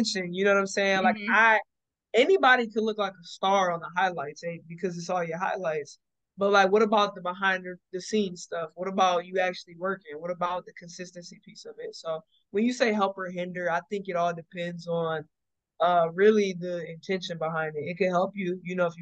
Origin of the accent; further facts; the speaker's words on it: Fort Wayne, Indiana, United States; I'm from Fort Wayne, Indiana